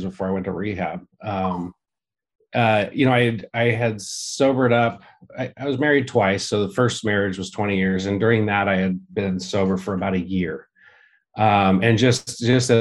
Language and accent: English; Santa Rosa, California, United States; also born or lived in Santa Monica, California / East Bay, California; I was born in Santa Monica, but most of the time grew up in Northern California, north of San Francisco in the Santa Rosa area